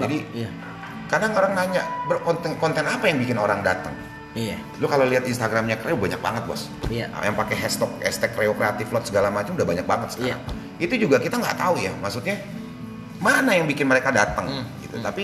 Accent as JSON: {"language": "Indonesian", "region": "Sumatra", "country": "Indonesia", "said": "kan gue juga orang Sumatera ya"}